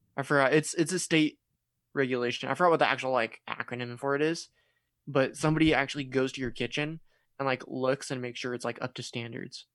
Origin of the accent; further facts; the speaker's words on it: California, United States; I'm from California